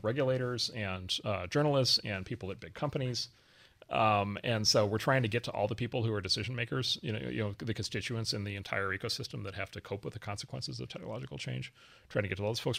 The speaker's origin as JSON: {"language": "English", "region": "Wisconsin", "country": "United States", "tie": "born or raised there", "moved": "yes", "said": "a farm not far from where I grew up in Wisconsin"}